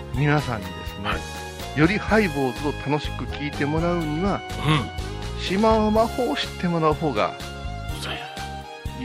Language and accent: Japanese; Kansai, Japan; 関西のノリの私たち